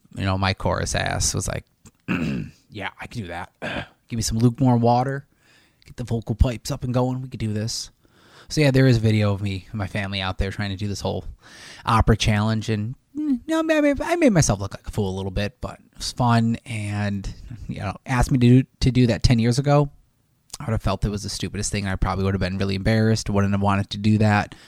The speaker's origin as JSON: {"language": "English", "town": "Buffalo", "region": "New York", "country": "United States", "said": "We're from Buffalo"}